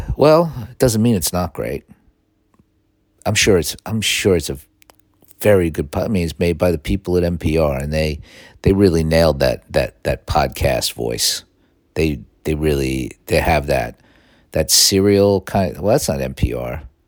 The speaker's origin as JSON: {"language": "English", "region": "Northeast", "country": "United States", "tie": "born or raised there", "moved": "yes", "lives_now": "Los Angeles, United States", "said": "growing up in the Northeast"}